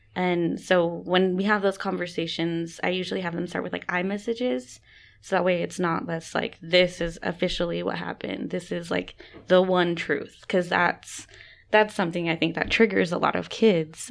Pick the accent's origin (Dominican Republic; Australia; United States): United States; West Valley City, Utah; also born or lived in Arizona; I'm Dene from Denhotse, Arizona. Um, and then I grew up here in West Valley